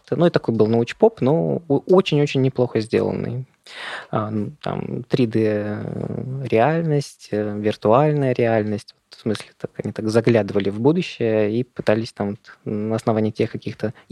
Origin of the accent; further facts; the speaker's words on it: Moscow, Russia; Я вырос в Москве